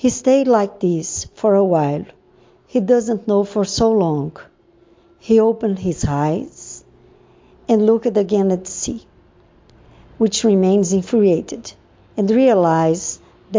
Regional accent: Brazil; I am from Brazil.

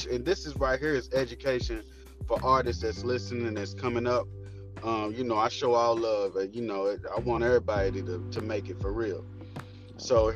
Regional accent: Louisville, Kentucky, United States

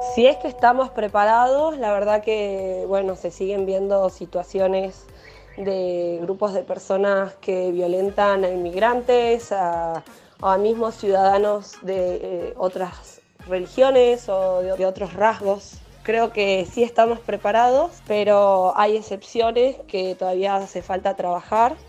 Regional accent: Argentina; nosotros somos un país eh, que fue, recibió personas y sigue recibiendo personas de todo el mundo

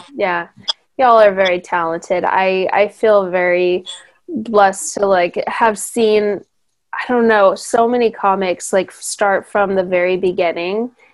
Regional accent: Hemet, California, United States; I grew up in Hemet.

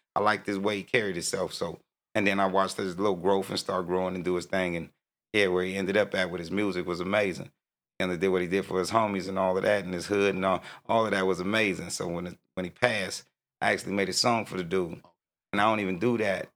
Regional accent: Oceanside, California, United States; also born or lived in New York; I'm from Oceanside, 1980.

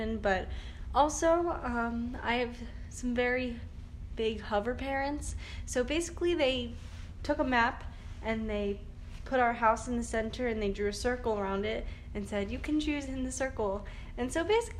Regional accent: Warminster, Pennsylvania, United States; I'm from Bucks County. I went to William Tennant High School. It's in Warminster, Pennsylvania.

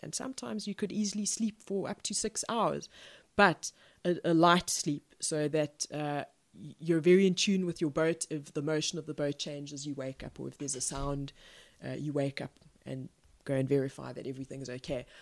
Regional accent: Pretoria, Gauteng, South Africa; I was born in Pretoria in South Africa, which is, uh, not on the coast

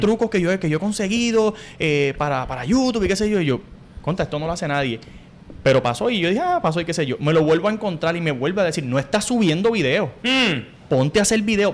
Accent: Corozal, Puerto Rico; moved away as an adult; Yo me fui de Puerto Rico gracias a María

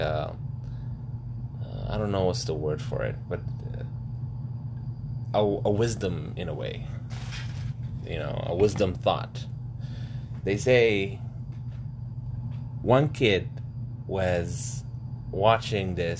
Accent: Sudan; moved away; I traveled to Sudan, my home country, to study in college, sorry, university

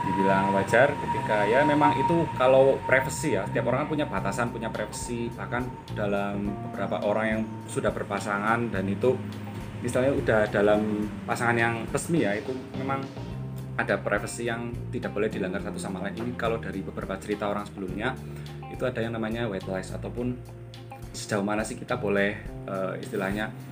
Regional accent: Purbalingga, Central Java, Indonesia; also born or lived in Semarang; saya uh, berasal dari Purbalingga. Saya aslinya Purbalingga

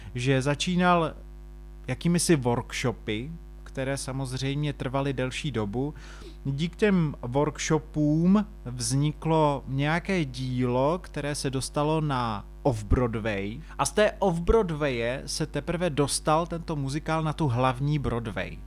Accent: Czechia; tady u nás v Čechách

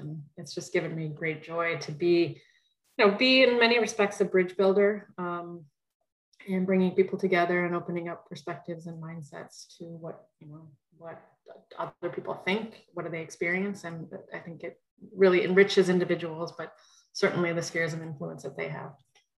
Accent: Detroit, Michigan, United States; I grew up in the Detroit metro area, and I think about that experience, and that was in you know 70s, 80s. So I'll date myself.

